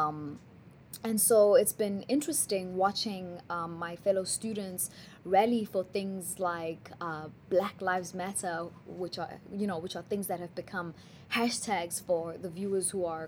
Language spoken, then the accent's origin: English; Benoni, Gauteng, South Africa; now in Charlotte, United States; growing up in Johannesburg, South Africa, I grew up in a small town called Benoni